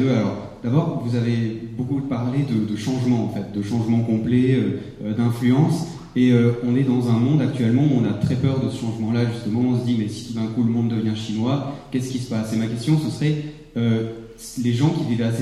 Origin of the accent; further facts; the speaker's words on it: Switzerland; je suis suisse dans un pays qui est vraiment très bien